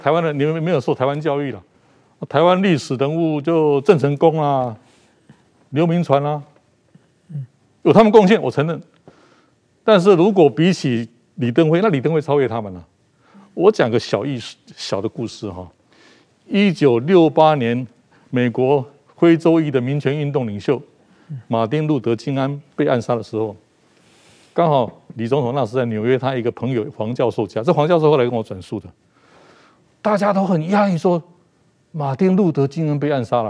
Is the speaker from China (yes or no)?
no; Japan; Chinese is a second language; 对对对，就说比我们日本人还日本人哈。